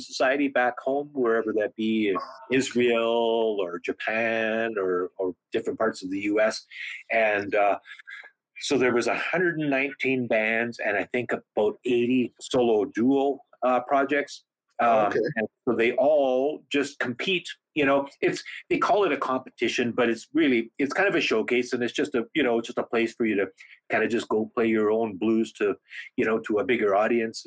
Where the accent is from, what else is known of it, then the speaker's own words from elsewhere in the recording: Snow Lake, Manitoba, Canada; moved away; also born or lived in The Pas, Manitoba / Saskatoon, Saskatchewan; I grew up in northern Manitoba. My hometown is called Snow Lake.